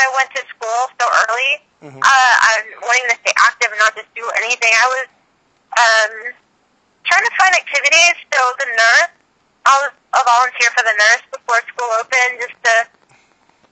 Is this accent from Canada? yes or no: no; Houston, Texas, United States; I was raised in Houston